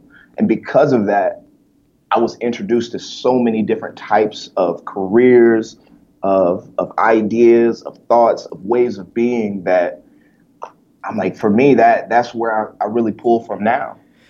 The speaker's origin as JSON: {"language": "English", "town": "Detroit", "region": "Michigan", "country": "United States", "tie": "born or raised there", "also_born_or_lived": "Omaha, Nebraska", "said": "I was born in Omaha, Nebraska. And, you know, that's because my parents were in the military. Then my parents got divorced, and then I got shipped up to Detroit to stay with my mom."}